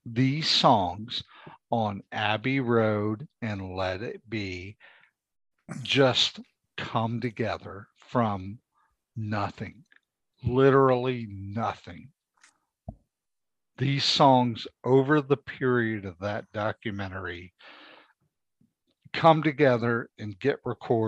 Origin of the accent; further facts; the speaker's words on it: Southern Ohio, United States; I'm from Southern Ohio